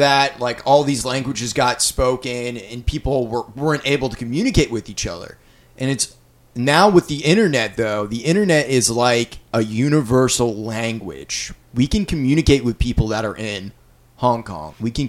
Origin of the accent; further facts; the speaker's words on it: Maine, United States; also born or lived in Florida; away from there when I was 11 because my dad was in the Navy. And that's when I moved up to Maine. Like, I grew up in Maine, you know, I don't have a lot of fond memories of Florida.